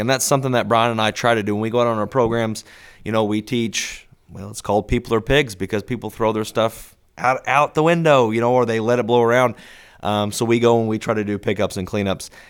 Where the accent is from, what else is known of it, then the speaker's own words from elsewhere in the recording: the Ozarks, United States; growing up in the Ozarks